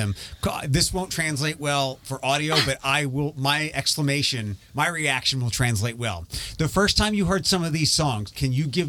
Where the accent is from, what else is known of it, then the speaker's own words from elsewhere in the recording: Philadelphia, Pennsylvania, United States; moved away as an adult; now in Detroit, United States; when I was growing up as a kid in like the late 80s, 90s, I hated all this stuff. And I grew up in Philadelphia